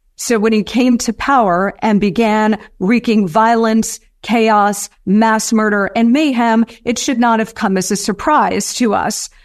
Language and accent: English; United States; we as the American people